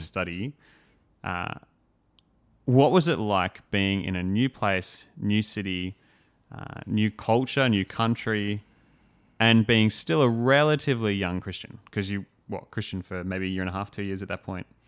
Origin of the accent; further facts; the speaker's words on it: Australia; first language English; growing up in Australia where it's like, cool, English, that's it